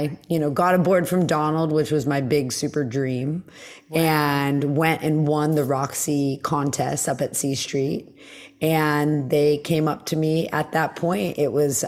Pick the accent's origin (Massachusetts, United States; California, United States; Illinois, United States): California, United States; the Valley; I grew up in the Valley